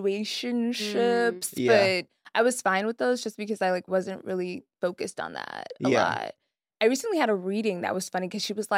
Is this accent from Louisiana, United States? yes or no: no; Frisco, Texas, United States; also born or lived in New York; now in Los Angeles, United States; I grew up in Frisco, Texas